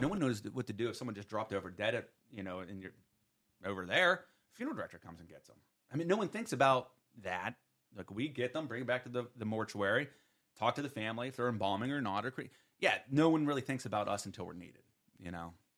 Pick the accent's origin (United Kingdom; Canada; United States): United States; Western Pennsylvania; I'm from Western P